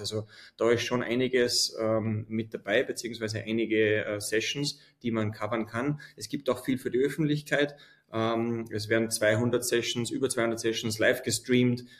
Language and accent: German; Austria; als Österreicher